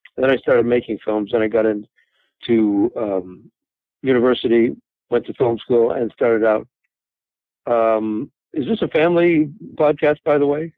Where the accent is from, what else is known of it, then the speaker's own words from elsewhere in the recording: Toronto, Ontario, Canada; moved away as an adult; now in Los Angeles, United States; I'm from Toronto. I'm from Canada